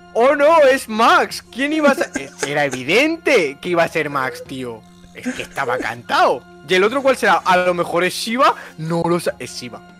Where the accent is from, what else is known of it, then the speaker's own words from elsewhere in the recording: Murcia, Region of Murcia, Spain; soy de Murcia